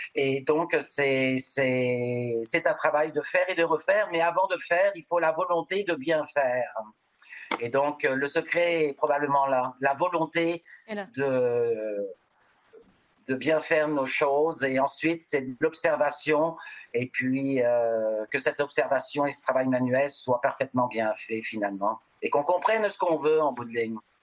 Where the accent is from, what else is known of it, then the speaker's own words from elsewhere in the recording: Normandy, France; now in Montreal, Canada; je suis de Normandie